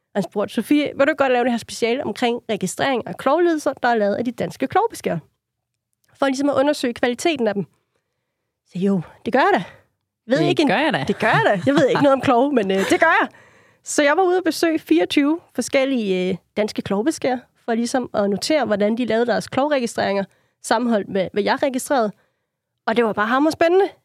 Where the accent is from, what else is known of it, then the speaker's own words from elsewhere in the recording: Funen, Southern Denmark, Denmark; jeg er Fynbo